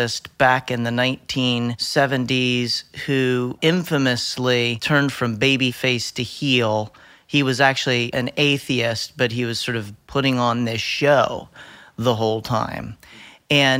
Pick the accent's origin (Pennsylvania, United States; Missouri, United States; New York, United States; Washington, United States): Pennsylvania, United States; Winfield; I grew up in Winfield, Pennsylvania, which is a little village bed community outside of Lewisburg, Pennsylvania